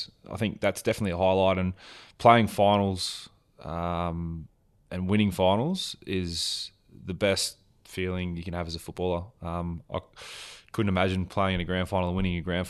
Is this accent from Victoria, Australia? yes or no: yes; Wodonga, Victoria, Australia; But yeah, I grew up in town in Wodonga, primary school, high school, with parents and family close.